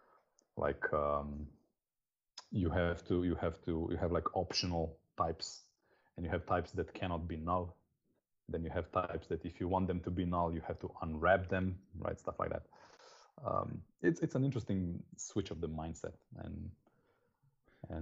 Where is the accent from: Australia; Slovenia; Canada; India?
Slovenia; I am from Slovenia. That's a small country south of Austria